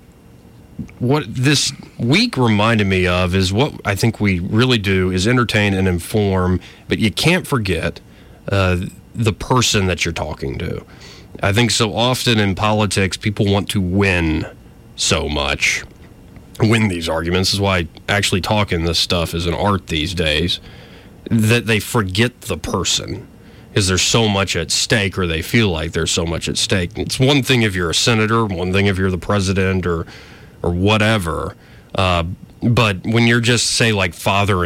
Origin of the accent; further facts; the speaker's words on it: Alabama, United States; accent: Southern drawl; I was from Alabama. I'm like, you can't tell. Like, I don't have a truly distinct Southern accent, but I do have a drawl